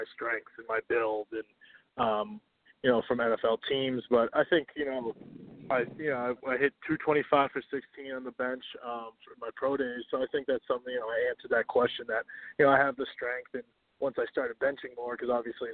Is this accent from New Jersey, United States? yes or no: no; Reading, Massachusetts, United States; I'm from Reading, Massachusetts